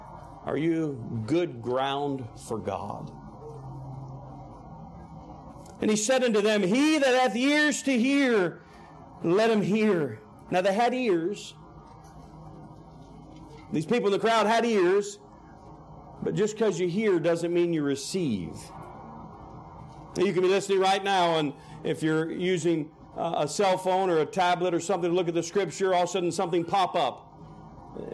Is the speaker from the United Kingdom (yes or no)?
no; Canada; also born or lived in Oklahoma City, United States; I grew up in Canada. You wouldn't know it. My parents were missionaries in Canada. And I was born in Oklahoma City, but grew up there from age 4.